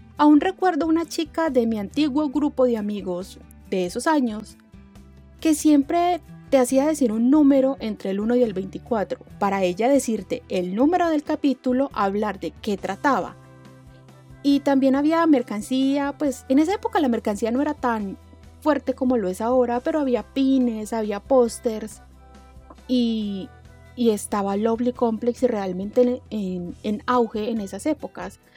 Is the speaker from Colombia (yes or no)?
yes; Colombia; de Colombia, eh, que es de donde soy